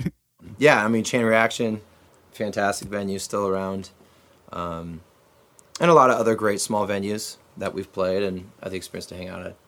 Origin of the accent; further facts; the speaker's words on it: Orange County, California, United States; also born or lived in Santa Ana; we're down here, Orange County, California